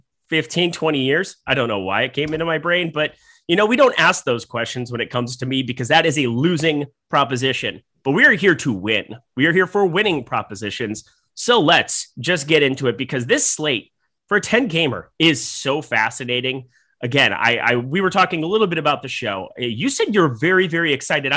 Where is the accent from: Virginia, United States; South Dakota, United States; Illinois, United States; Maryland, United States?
South Dakota, United States; also born or lived in Minnesota; I always associate myself, even though I'm from South Dakota, as a Minnesotan